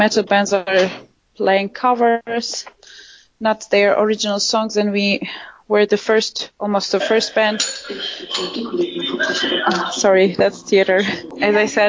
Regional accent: Turkey; moved away as an adult; also born or lived in Istanbul; I grew up in Turkey, and before my family was living in a smaller town, but as I was 14, we moved in Istanbul

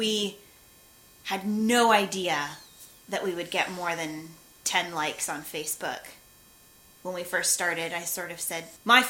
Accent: United States; I'm white American.

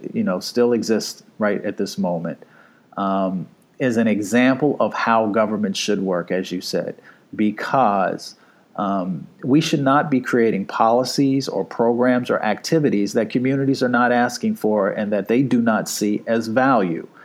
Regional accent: Appalachia, United States; I come from Appalachia.

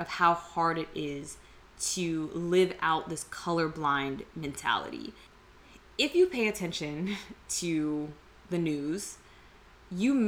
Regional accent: United States; Some of us are born, raised, all of our ancestry as far back as we can trace is here in America

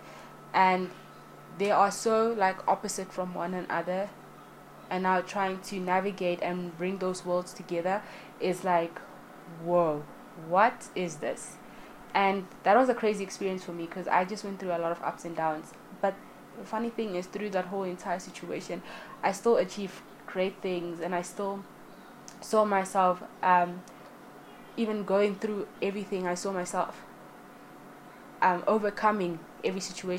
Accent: South Africa; I am South African born and raised, the motherland, as many like to call it

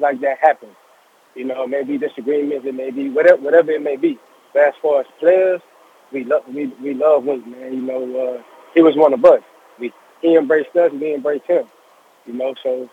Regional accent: Louisiana, United States; I have a boys to men mentorship going on in Louisiana from my hometown

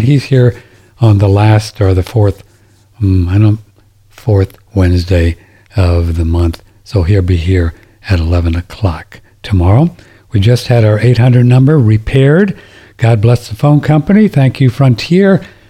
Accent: St. Louis, Missouri, United States; my hometown, St. Louis

